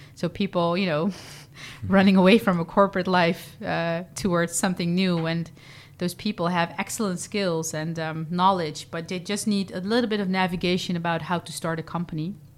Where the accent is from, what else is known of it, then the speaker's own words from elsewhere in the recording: Vlissingen, Zeeland, Netherlands; moved away; also born or lived in Rotterdam; I, uh, was born and raised in Vlissingen, Zeeland